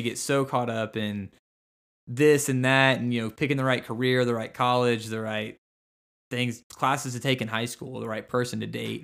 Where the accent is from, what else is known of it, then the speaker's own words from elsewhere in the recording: Cushing, Oklahoma, United States; I grew up in Cushing, Oklahoma